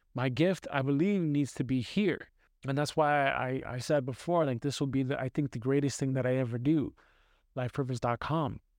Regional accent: New York City, New York, United States; moved away as an adult; growing up in Brooklyn, New York, with a single mom

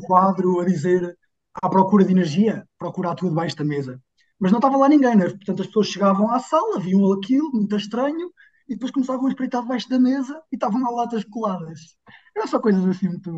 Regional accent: Figueira da Foz, Centro, Portugal; na minha terra natal, portanto eu sou da Figueira da Foz.

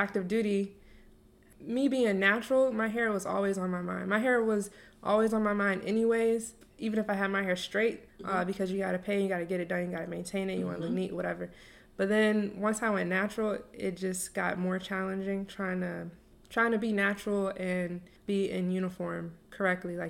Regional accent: Norfolk, Virginia, United States; I grew up in Norfolk, so this whole city is nothing but military. We're the biggest naval base in the world

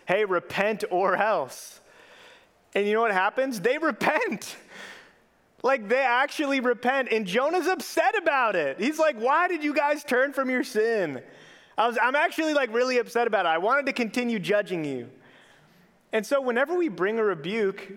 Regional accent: Minneapolis–Saint Paul, Minnesota, United States; I grew up in the Twin Cities

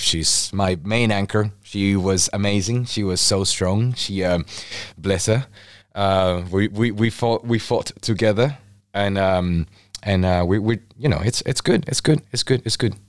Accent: Mexico; now in United Kingdom; I'm from Mexico, originally from Mexico.

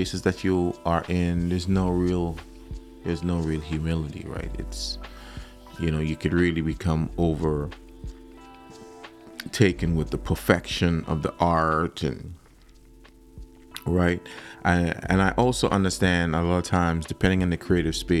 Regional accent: Trinidad & Tobago; moved away; I grew up in Trinidad, and I grew up in a church home

